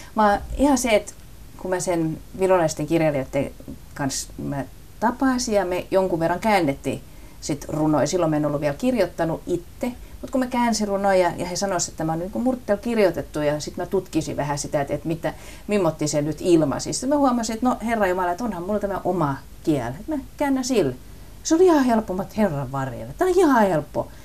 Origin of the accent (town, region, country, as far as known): Southwest Finland, Finland; accent: southwestern dialect (lounaismurre); first language Finnish (southwestern dialect)